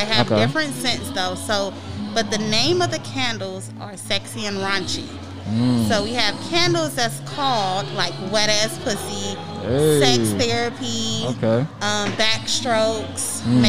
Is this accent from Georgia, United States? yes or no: no; Chicago, Illinois, United States; now in Athens, United States; I'm originally from Chicago. I'm residing in Athens.